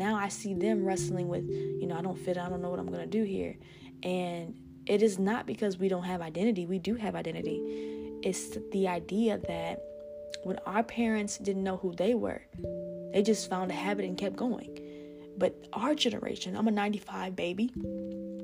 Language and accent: English; South Bend, Indiana, United States; I know my hometown so well